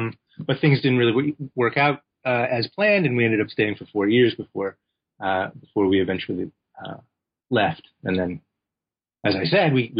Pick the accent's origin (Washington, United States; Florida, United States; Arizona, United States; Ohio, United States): Washington, United States; Seattle; also born or lived in Los Angeles; now in Bloomington-Normal, United States; Well, I was born in LA, in Los Angeles, California, but I did a lot of my growing up in Seattle, Washington, and in the Midwest also, in a small college town called Bloomington Normal, Illinois, which is where I'm talking to you from right now.